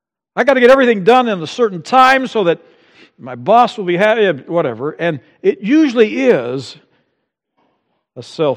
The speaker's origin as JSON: {"language": "English", "region": "Amazon", "country": "Brazil", "tie": "born or raised there", "said": "Growing up in Brazil, along the banks of the Amazon, for me it's soccer, and maybe I enjoy lots of other things that come with growing up in that environment."}